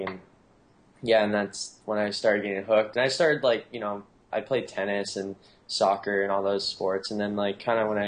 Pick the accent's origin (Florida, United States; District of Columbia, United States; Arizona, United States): Florida, United States; also born or lived in Anna Maria Island, Florida / Jupiter, Florida; now in San Clemente, United States; I'm originally from Florida, but I'm actually originally from the Gulf Coast